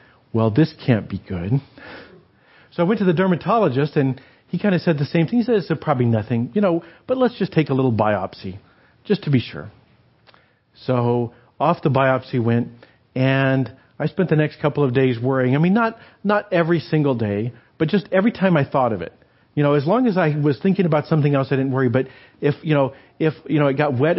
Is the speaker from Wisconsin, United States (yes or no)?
no; New Mexico, United States; moved away; I grew up in New Mexico